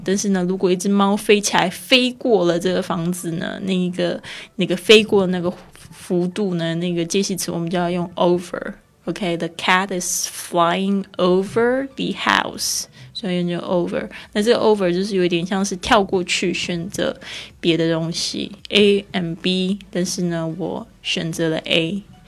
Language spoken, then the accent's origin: Chinese; Taiwan; accent: Taiwanese Mandarin; moved away; 我的台湾国语又出来了